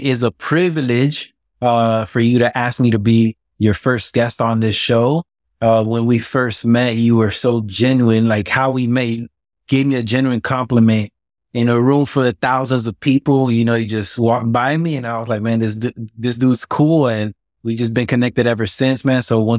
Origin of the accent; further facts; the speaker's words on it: Miami, Florida, United States; Man, I mean, it was tough. I had a very rough upbringing. I seen it all before age of 10. I saw it all. When I was born in Miami, I was really poor.